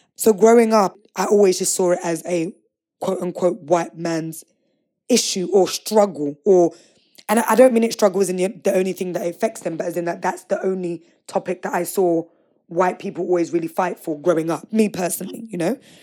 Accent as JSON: {"language": "English", "region": "London", "country": "United Kingdom", "tie": "born or raised there", "said": "I grew up in East London, right on the edge of the Thames"}